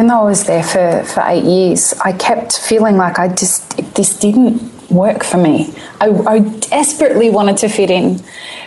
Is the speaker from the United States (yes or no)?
no; Syria; I'm from Syria